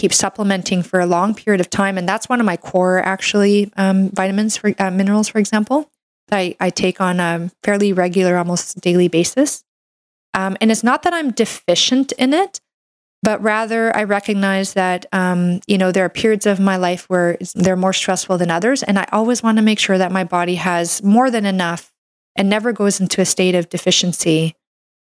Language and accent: English; Canada; I'm a Canadian medical doctor